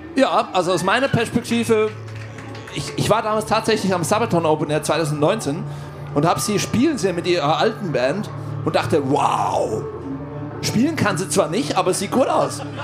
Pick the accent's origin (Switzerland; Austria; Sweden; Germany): Switzerland; Ich bin aus der Schweiz